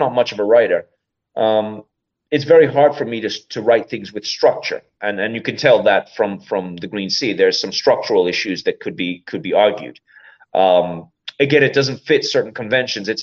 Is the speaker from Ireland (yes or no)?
yes; County Meath, Ireland; I'm from County Meath